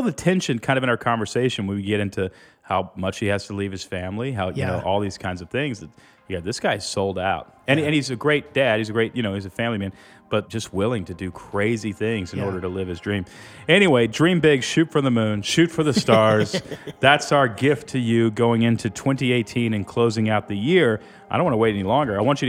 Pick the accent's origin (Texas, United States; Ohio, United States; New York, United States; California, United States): Texas, United States; Houston; I grew up in Houston.